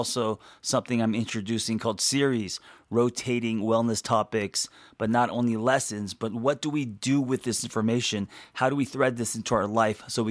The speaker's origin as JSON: {"language": "English", "town": "Los Angeles", "region": "California", "country": "United States", "tie": "born or raised there", "said": "I grew up in Los Angeles in the city, and I was never exposed to nature"}